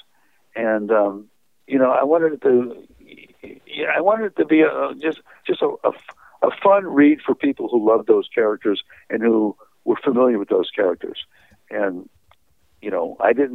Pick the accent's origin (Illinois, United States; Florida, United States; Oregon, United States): Illinois, United States; Chicago; now in California, United States; I grew up in Chicago.